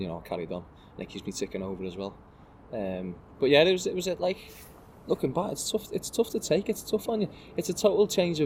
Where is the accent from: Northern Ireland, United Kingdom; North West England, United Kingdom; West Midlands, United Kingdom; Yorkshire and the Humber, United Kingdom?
North West England, United Kingdom; Birkenhead